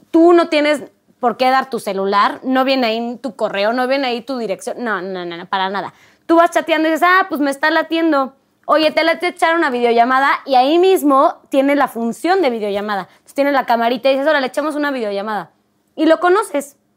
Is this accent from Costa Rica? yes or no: no; Mexico; moved away; yo en Europa pues no, no tengo familia, no es como que tenga ahí amigos y conoces también la cultura. O sea, como mexicana es como, ah, qué chido, son mucho más directos.